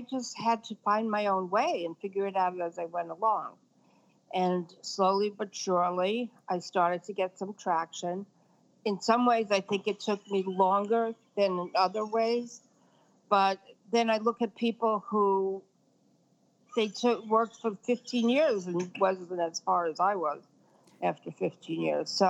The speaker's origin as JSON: {"language": "English", "town": "Brooklyn", "region": "New York", "country": "United States", "tie": "born or raised there", "said": "Well, actually, I grew up in Brooklyn, and we were not w- with it to the level that Brooklyn is with it now."}